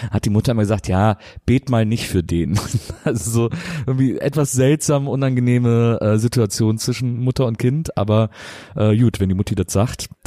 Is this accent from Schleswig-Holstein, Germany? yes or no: no; Aachen, North Rhine-Westphalia, Germany; now in Berlin, Germany; ich komme aus Aachen, das ist ja so ziemlich die westlichste